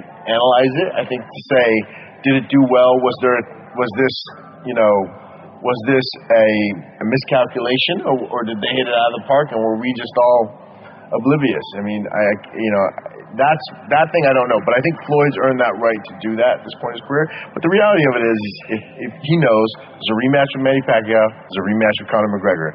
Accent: Baghdad, Baghdad Governorate, Iraq; moved away; also born or lived in United States; I was born in Iraq, Baghdad, Iraq

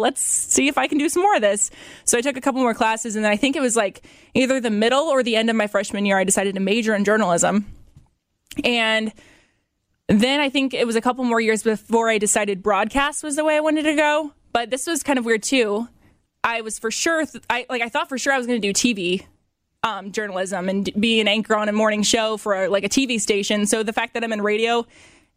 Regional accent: Fort Wayne, Indiana, United States; moved away as an adult; also born or lived in Bloomington, Indiana; now in Middlebury, United States; I was born and raised in Fort Wayne, literally my whole life.

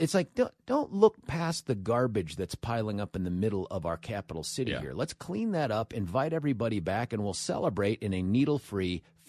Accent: Lakewood, Colorado, United States; I grew up in Lakewood. My parents worked in Denver.

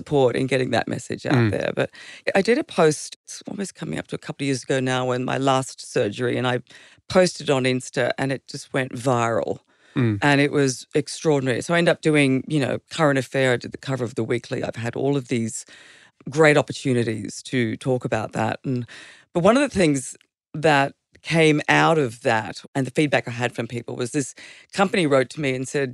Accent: Queensland, Australia; moved away; also born or lived in Stanthorpe, Queensland / Western Sydney, New South Wales; I grew up in Queensland.

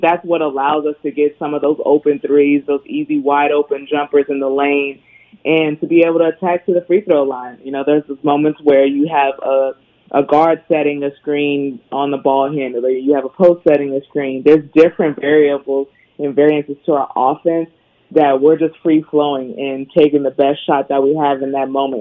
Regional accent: Bay Area, California, United States; I was born and raised in the Bay Area

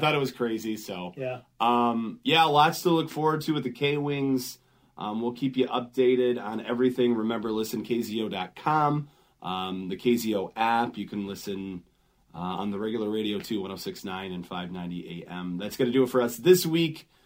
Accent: Grand Rapids, Michigan, United States; also born or lived in Detroit Metro, Michigan / Port Huron, Michigan / Iowa / Kalamazoo, Michigan; I grew up in West Michigan in Grand Rapids

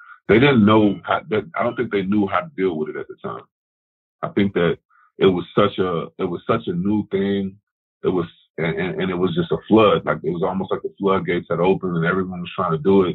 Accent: Chicago, Illinois, United States; growing up in Chicago

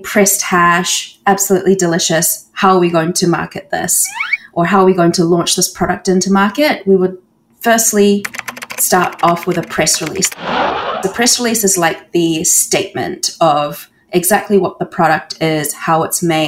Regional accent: New Zealand; moved away as an adult; now in Canada; I've always felt quite alone growing up in New Zealand

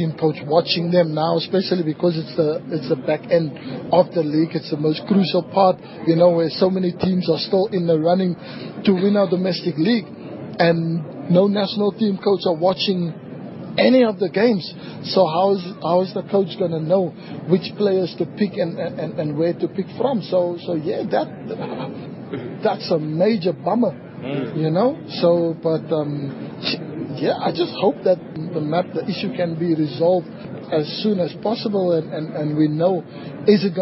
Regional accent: South Africa; I'm a South African

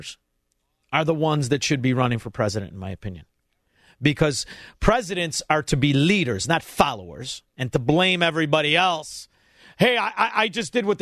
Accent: Chicago, Illinois, United States; I'm from Chicago, Illinois

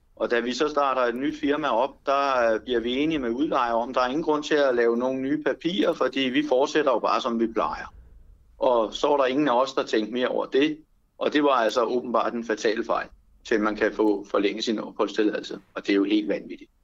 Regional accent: Denmark; Jeg er dansker, og jeg er stolt af mit land

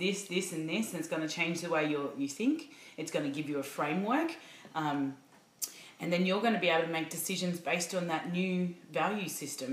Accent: Hallam, Victoria, Australia; I grew up in Hallam, out 45 minutes out in the burbs of Melbourne

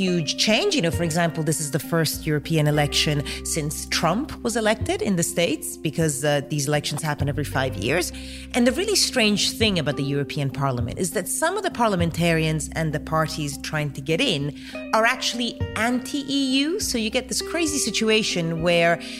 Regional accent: Denmark; also born or lived in Italy; now in United Kingdom; I've got two passports, Italian and British, but I grew up in Denmark, so I always kind of like fudge in and say, oh, you know, I'm kind of Danish

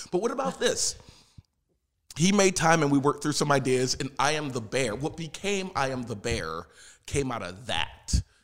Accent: Philadelphia, Pennsylvania, United States; moved away; I am originally from South Philadelphia, Pennsylvania

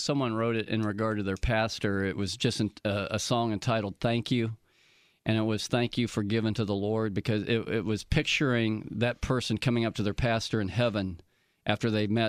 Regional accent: the South, United States; now in Wisconsin, United States; I'm a Southerner, but I'm up here in Wisconsin.

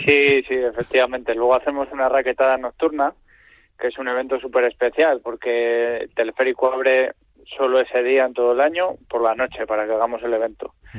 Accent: Espinama, Cantabria, Spain; yo nací en Espinama, que es un pueblo que está a tres kilómetros antes de Fuente D

